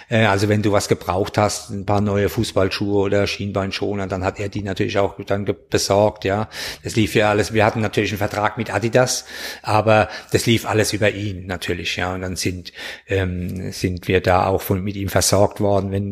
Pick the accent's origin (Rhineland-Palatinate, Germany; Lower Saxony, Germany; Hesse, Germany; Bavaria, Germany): Hesse, Germany; Bürstadt; wo kommst du denn her? Und ich habe gesagt, Bürstadt.